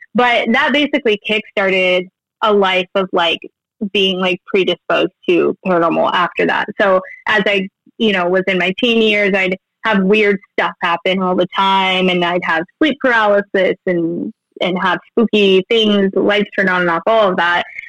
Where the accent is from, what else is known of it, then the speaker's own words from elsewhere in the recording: Billings, Montana, United States; I'm from Billings, Montana